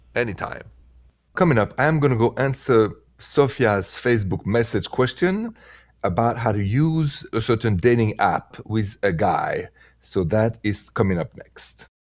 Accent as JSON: {"language": "English", "country": "France", "said": "I'm from France."}